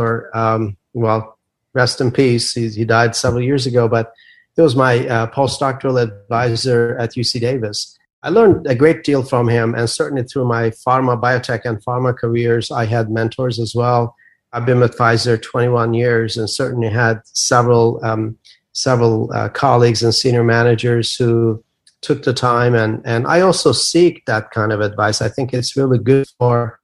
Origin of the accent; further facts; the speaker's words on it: Turkey; moved away as an adult; now in United States; I'm a native of Turkey. I grew up in Turkey.